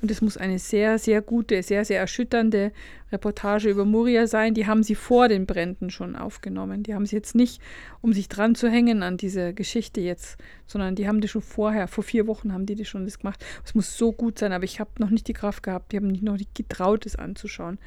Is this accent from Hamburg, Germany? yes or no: no; Lower Bavaria, Germany; ich komme ja aus Niederbayern